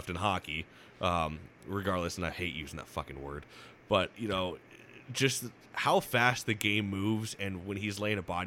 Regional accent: Florida, United States; growing up in Florida

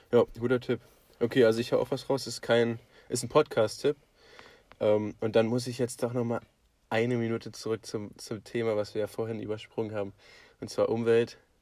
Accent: Potsdam, Brandenburg, Germany; wir sind aus Potsdam

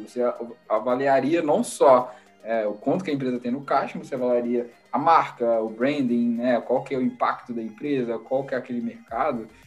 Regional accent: Brazil; now in United States

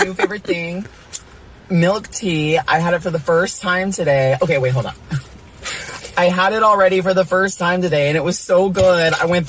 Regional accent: Texas, United States; I'm from Texas, y'all.

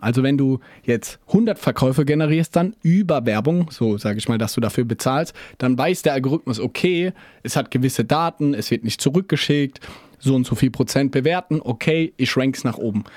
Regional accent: Germany; Wir als Deutsche

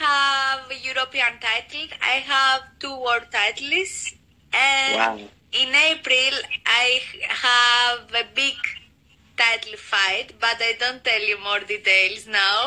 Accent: Sparta, Peloponnese, Greece; English is a second language; moved away as an adult; also born or lived in Germany; now in United Kingdom; I am from Greece, from Sparta.

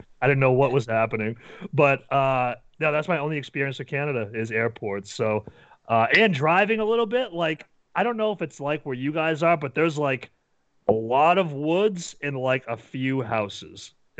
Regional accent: New Hampshire, United States; Yeah, because we're from New Hampshire, which is, like, this small little state, like, lots of woods, and I live, like, near the beach

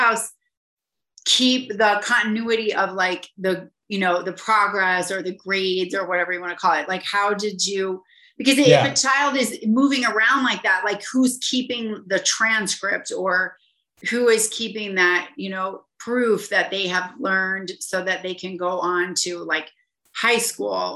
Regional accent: St. Louis, Missouri, United States; moved away; I'm originally from St. Louis, Missouri

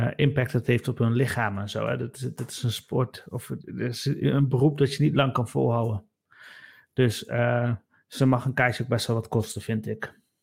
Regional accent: Nijmegen, Gelderland, Netherlands; wij komen zelf allebei uit Nijmegen.

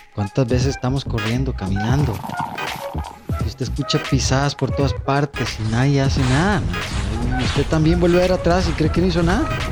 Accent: Hatillo, San José, Costa Rica; nosotros que somos de Atillo, que somos de Alameda

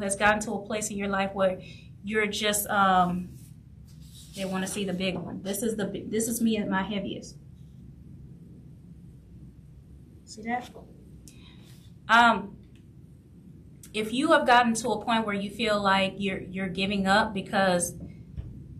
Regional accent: New Orleans, Louisiana, United States; I grew up in New Orleans

